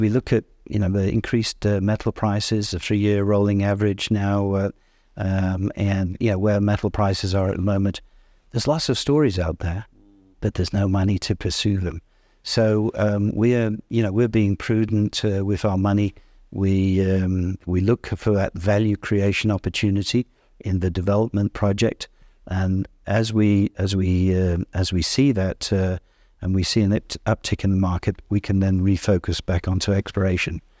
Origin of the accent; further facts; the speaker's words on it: Yorkshire and the Humber, United Kingdom; moved away; I'm from Yorkshire